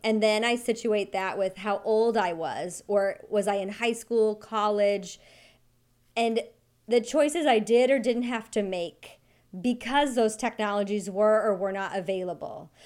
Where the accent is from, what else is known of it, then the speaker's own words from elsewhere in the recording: Wyoming, United States; I grew up in Wyoming